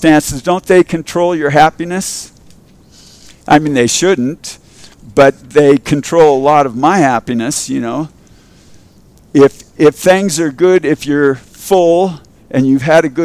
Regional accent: Culver City, California, United States; I grew up in Culver City, and in Culver City, we had a huge Jewish

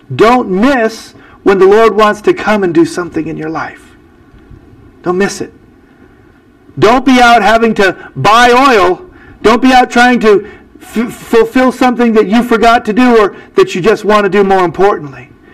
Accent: United States; I'm an American

